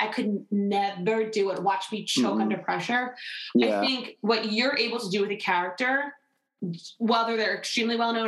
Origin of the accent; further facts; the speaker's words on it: Delaware County, Pennsylvania, United States; we are both from Delaware County, aka Delco